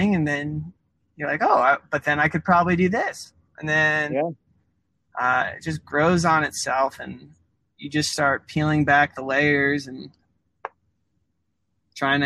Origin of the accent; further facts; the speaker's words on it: Broomfield, Colorado, United States; I grew up in Broomfield, which is, you know, 10 minutes, I guess 30 minutes now with traffic. We got, east of Boulder